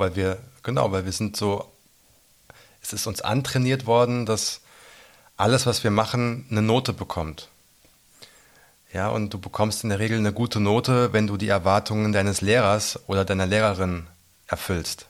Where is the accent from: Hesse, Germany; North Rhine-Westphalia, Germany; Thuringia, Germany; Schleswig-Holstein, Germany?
Hesse, Germany; near Giessen, Central; moved away as an adult; also born or lived in London; now in Berlin, Germany; bin in Hessen geboren, in Mittelhessen in der Nähe von Gießen